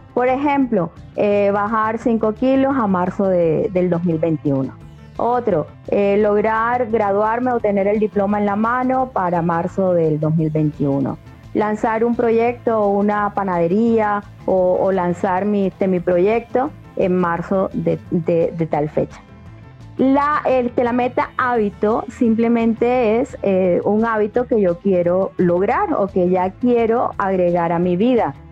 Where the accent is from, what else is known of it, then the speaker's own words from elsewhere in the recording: Colombia; now in Mexico; yo soy colombiana, estoy viviendo ahora acá en México